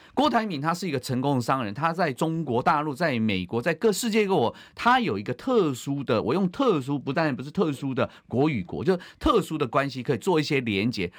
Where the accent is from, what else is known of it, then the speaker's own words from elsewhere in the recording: Taiwan; 我也是中华民国的国民，我是中国人，也是台湾人